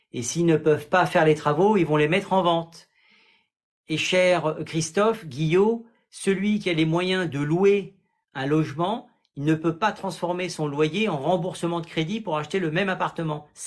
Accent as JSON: {"language": "French", "region": "Grand Est", "country": "France", "said": "Moi, je viens d'Alsace"}